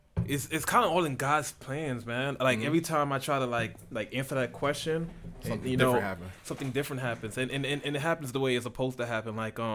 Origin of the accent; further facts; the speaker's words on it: Sierra Leone; The only reason why I'm not changed because I'm from Sierra Leone.